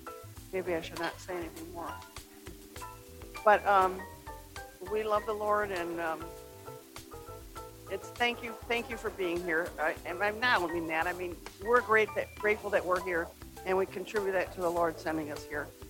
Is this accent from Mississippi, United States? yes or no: no; Riverview, Florida, United States; We are from Riverview, Florida, right?